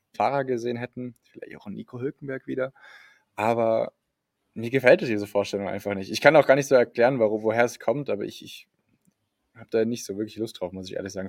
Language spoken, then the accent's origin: German; Saarland, Germany; born or raised there; moved away